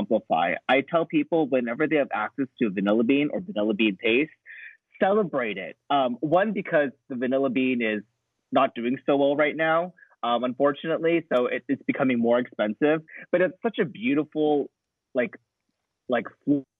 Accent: United States; I'm an American

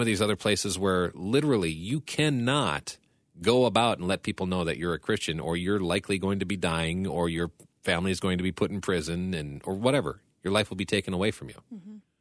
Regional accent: United States; as an American

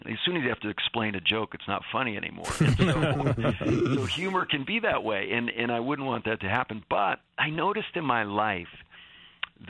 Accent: Northeast, United States; I'm from the Northeast, which is known for its sarcastic humor

